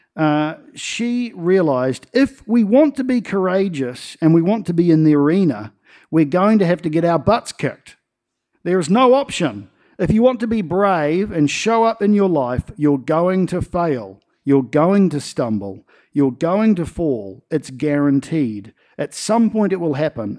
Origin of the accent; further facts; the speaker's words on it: Nelson, New Zealand; growing up in Nelson